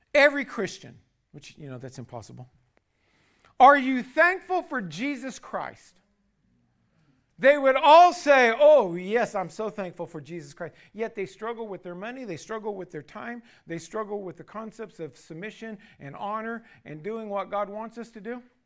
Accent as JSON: {"language": "English", "country": "United States", "said": "You and me as American citizens"}